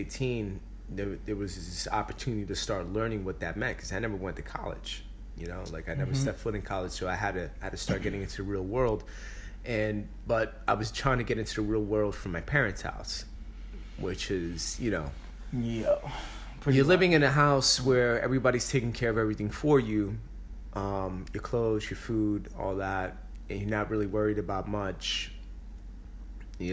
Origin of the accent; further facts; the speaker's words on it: Bronx, New York, United States; Because we're from the Bronx.